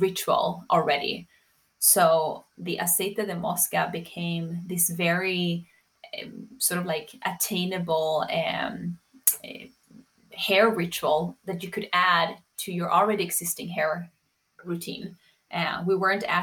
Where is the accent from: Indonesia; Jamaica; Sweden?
Sweden; moved away; also born or lived in New York; I grew up in Sweden.